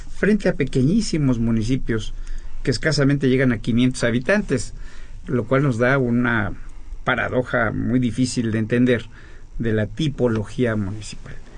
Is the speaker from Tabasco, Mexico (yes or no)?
no; State of Mexico, Mexico; yo mismo soy mexiquense